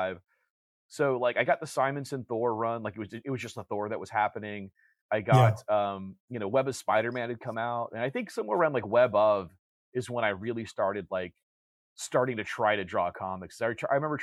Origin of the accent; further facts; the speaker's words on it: Orange County, California, United States; I grew up in Orange County